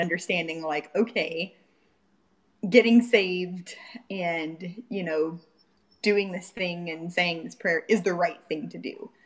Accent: Fort Pierce, Florida, United States; I grew up in a little small town in Fort Pierce, Florida.

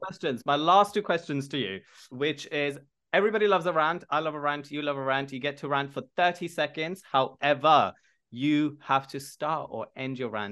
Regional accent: The Hague, South Holland, Netherlands; now in London, United Kingdom; And I'm originally from Holland, so...

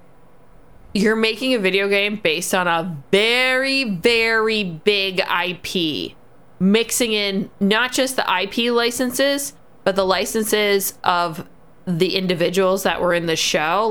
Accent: Canada; We as Canadian

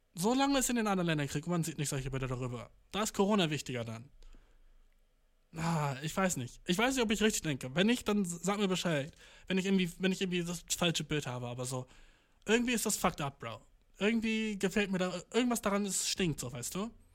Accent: Germany; als Deutscher

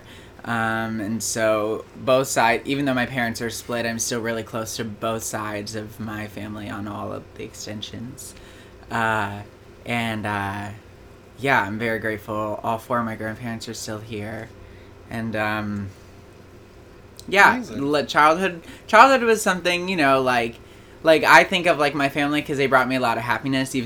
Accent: Hillsborough, New Jersey, United States; I am from Hillsborough, New Jersey

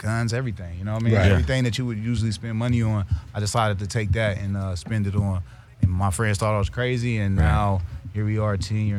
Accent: Columbus, Ohio, United States; moved away as an adult; now in Los Angeles, United States; I'm from Columbus, Ohio, Midwest area.

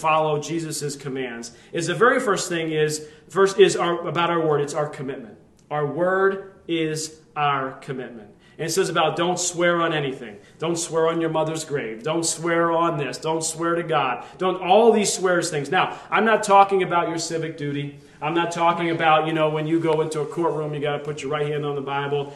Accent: Lehigh Valley, Pennsylvania, United States; we grew up there in the Lehigh Valley

